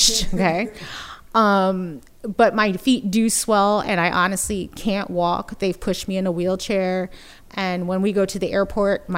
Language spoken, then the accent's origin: English; United States; moved away as an adult; now in Bay Area, United States; I am originally from the East Coast, New Jersey, Philadelphia area